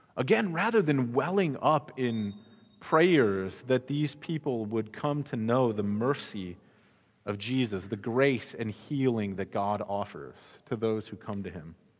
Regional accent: Midwest, United States; now in Arizona, United States; I grew up in the Midwest

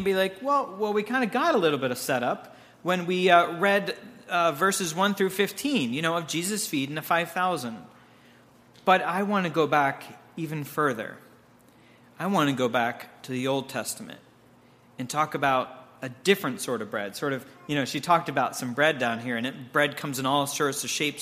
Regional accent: Pittsburgh, Pennsylvania, United States; My wife and I hail from the North Hills of Pittsburgh

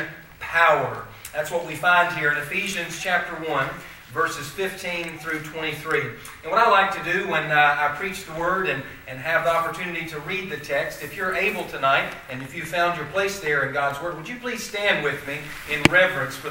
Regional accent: Mount Airy, North Carolina, United States; moved away as an adult; I am from Mount Airy, North Carolina

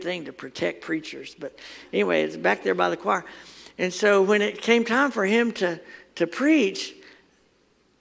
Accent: Athens, Alabama, United States; my family had the farm in Athens or near Athens

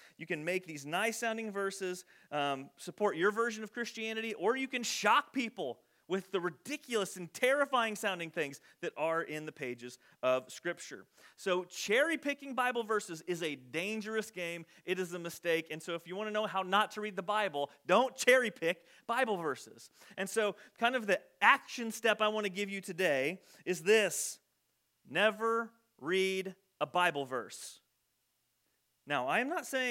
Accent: Loami, Illinois, United States; we would say, Illinois

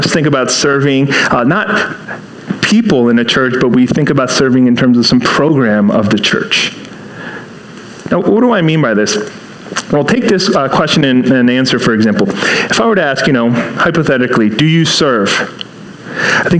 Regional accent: Seattle, Washington, United States; now in East Coast, United States; I grew up in Seattle. And then, you know, moved here to the East Coast

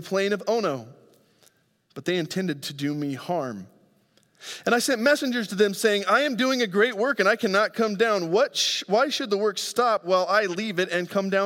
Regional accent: Grand Junction, Colorado, United States; moved away; I go home back to my hometown of Grand Junction, Colorado

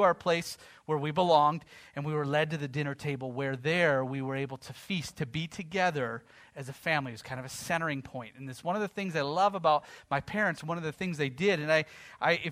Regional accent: United States; as an American

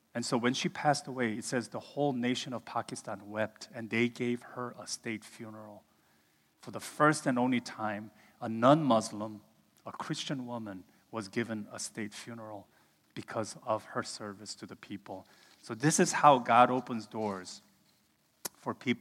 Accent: United States; moved away as an adult; also born or lived in Samarkand, Uzbekistan; I'm Korean, but from America

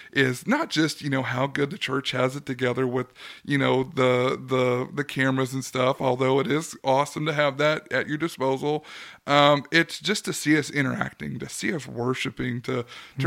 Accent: California, United States; also born or lived in Oklahoma; now in Arkansas, United States; growing up in California

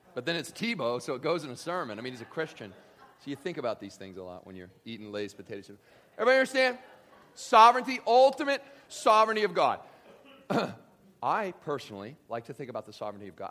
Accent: Kentucky, United States; I grew up in Kentucky

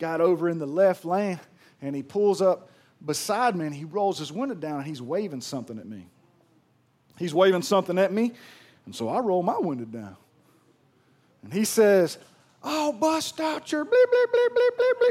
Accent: Pearl, Mississippi, United States; I'm from Pearl

